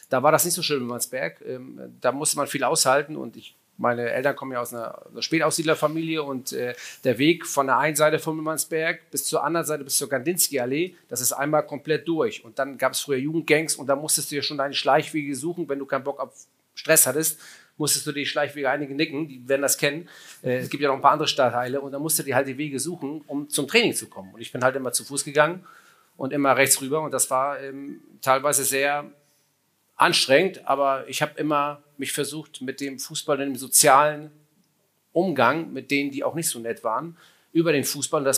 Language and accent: German; Hamburg, Germany; Na, ich bin Hamburger.